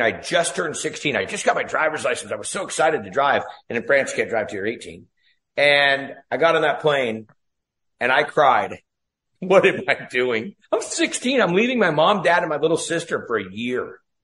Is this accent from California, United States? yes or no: yes; Ferndale, California, United States; I grew up in Northern California. If you ever saw the movie Outbreak with uh, Dustin Hoffman, that's a little town that I was raised in, a little town called Ferndale